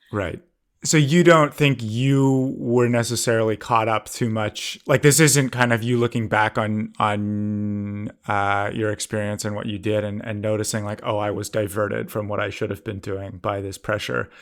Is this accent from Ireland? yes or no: no; Canada; I grew up in Canada